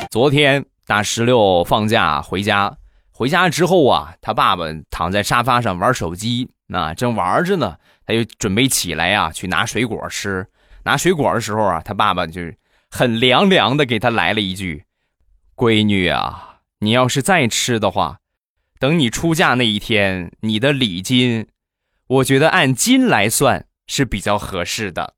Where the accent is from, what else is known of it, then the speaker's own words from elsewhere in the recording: Rizhao, Shandong, China; 还有就是我们家乡的特产啊，去年，前年卖了两年的日照绿茶